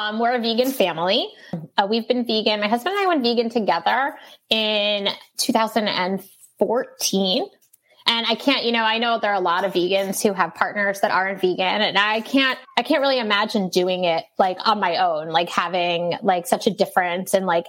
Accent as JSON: {"language": "English", "town": "New York City", "region": "New York", "country": "United States", "tie": "born or raised there", "also_born_or_lived": "Rockaway Beach, Queens", "said": "I was born and raised in Brooklyn."}